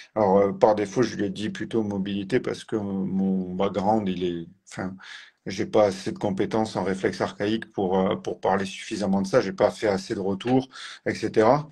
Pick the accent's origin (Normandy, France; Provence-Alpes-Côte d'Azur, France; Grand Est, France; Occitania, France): Occitania, France; Tarn, between Toulouse and Albi; moved away as an adult; now in Strasbourg, France; je suis originaire de Tarn. Exactement, mm. du Tarn, entre Toulouse et Albi.